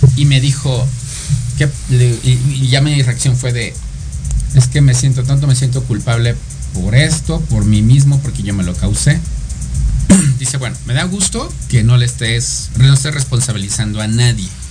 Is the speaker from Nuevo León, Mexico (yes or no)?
no; State of Mexico, Mexico; also born or lived in Cuautitlán; Del Estado de México